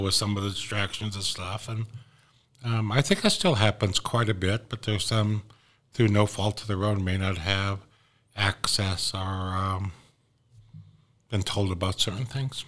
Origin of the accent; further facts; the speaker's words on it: Wind River Indian Reservation, Wyoming, United States; also born or lived in Oklahoma; I'm from the Wind River Inland Reservation. I'm Shoshone and Arapaho. I'm also a Northern Cheyenne on my mom's side. Born and raised here on the reservation